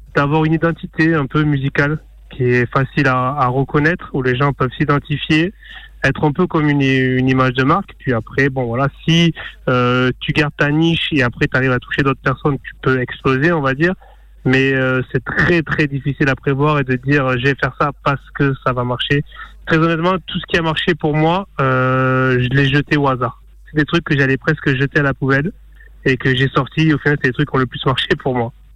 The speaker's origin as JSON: {"language": "French", "town": "Narbonne", "region": "Occitania", "country": "France", "said": "je suis de Narbonne"}